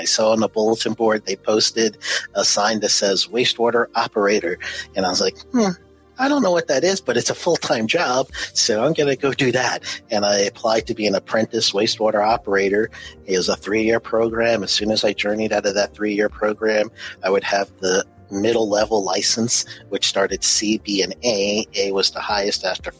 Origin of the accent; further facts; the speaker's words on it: New York City, New York, United States; moved away as an adult; also born or lived in Orlando, Florida / Cleveland, Tennessee; left New York, which I was born and raised in Queens, New York, left New York in 89, landed in Orlando, Florida